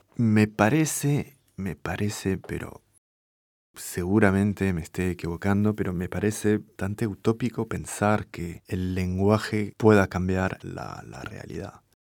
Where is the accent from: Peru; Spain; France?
France; first language French; Spanish is a second language; moved away as an adult; also born or lived in Buenos Aires / Paris